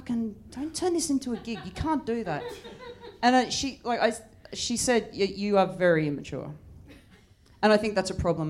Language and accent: English; Newcastle, New South Wales, Australia; now in United Kingdom; as an Australian